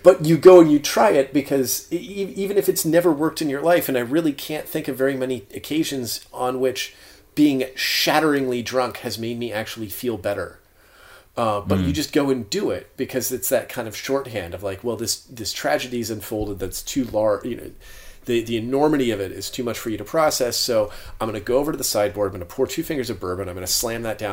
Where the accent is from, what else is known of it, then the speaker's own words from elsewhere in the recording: Florida, United States; as a Florida resident